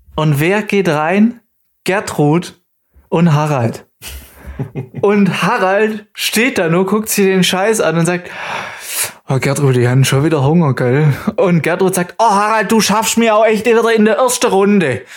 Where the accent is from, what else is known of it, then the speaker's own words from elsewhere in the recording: near the Bavarian border, Baden-Württemberg, Germany; accent: Swabian; ich bin aufgewachsen an der bayerischen Grenze, so direkt neben uns ist und da gibt es ja auch ganz viele verschiedene Dialekte.